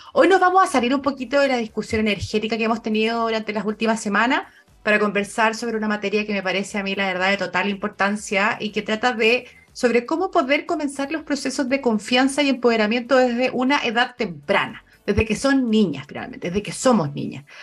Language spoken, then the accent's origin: Spanish; Chile; como sociedad chilena